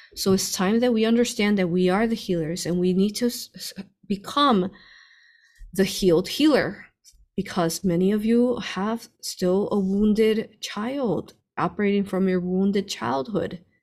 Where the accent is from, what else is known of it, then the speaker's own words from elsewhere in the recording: Chicago, Illinois, United States; we grew up in Chicago, him